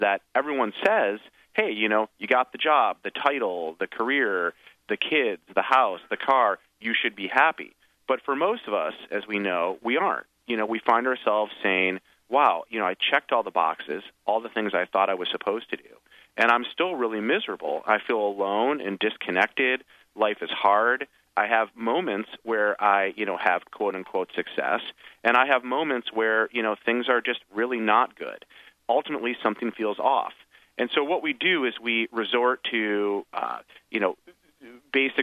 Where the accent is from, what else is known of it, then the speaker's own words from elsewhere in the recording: Michigan, United States; my hometown in Michigan